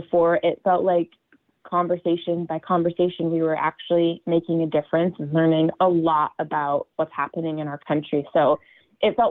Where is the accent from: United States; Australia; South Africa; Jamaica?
United States; my hometown and my home house district, which did vote for Trump in 2016